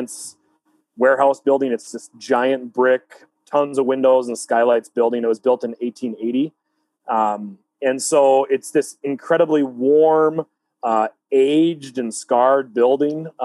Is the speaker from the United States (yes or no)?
yes; Fargo, North Dakota, United States; We're all from the Fargo-Moorhead area.